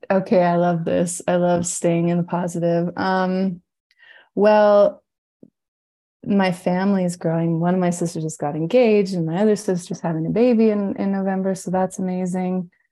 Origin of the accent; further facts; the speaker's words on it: British Columbia, Canada; I'm in my hometown and it's in the mountains in British Columbia.